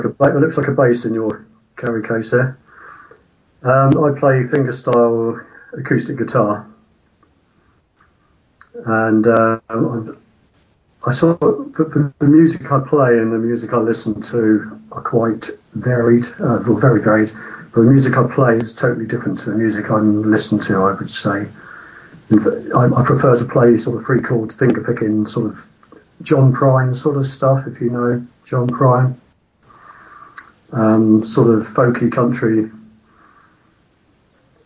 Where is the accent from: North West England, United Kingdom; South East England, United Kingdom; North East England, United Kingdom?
South East England, United Kingdom; Woking; They were from my hometown